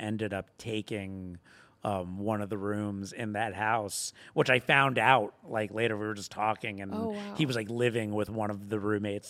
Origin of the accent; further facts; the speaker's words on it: Boca Raton, Florida, United States; Florida, Boca Raton. So not like Florida